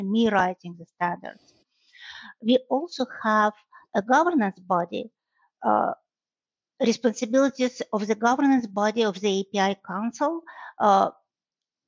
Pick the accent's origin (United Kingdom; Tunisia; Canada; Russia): Russia; moved away as an adult; now in Michigan, United States; Originally, I'm from Russia, but I live in Michigan for more than 25 years